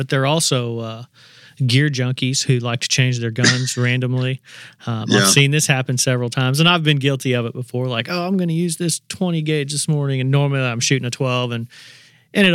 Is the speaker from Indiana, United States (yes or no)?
yes; Indiana, United States; growing up in Indiana, we had a short little teal season